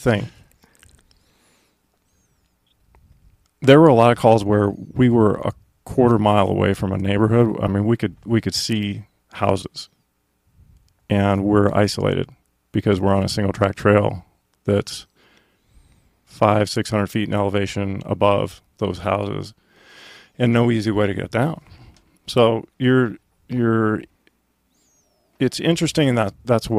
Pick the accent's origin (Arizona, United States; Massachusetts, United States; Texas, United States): Arizona, United States; Scottsdale; moved away as an adult; also born or lived in Effingham, Illinois; I'm from Scottsdale, Arizona